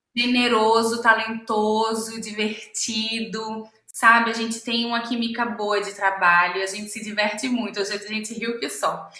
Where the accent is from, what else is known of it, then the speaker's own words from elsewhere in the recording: Pernambuco, Brazil; moved away as an adult; now in Rio de Janeiro, Brazil; eu sou pernambucana